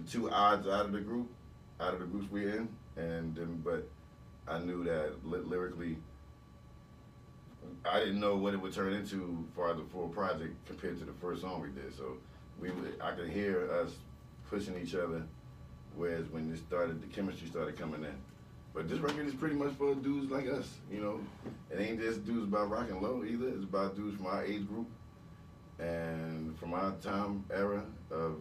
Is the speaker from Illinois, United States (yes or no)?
no; New Jersey, United States; we was from Jersey